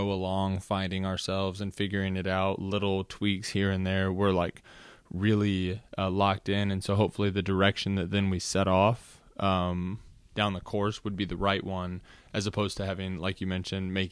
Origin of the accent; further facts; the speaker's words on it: Los Angeles, California, United States; born there; also born or lived in Washington D.C. / Virginia; I was born in Los Angeles, California, uh, to a mother and father, obviously.